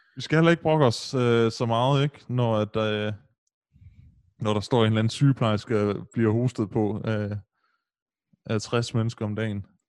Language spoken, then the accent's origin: Danish; Aarhus, Central Denmark Region, Denmark; hvor jeg voksede op i Brabrand